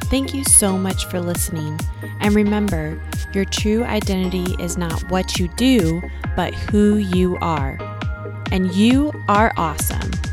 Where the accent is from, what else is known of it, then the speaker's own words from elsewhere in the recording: United States; us as the American girls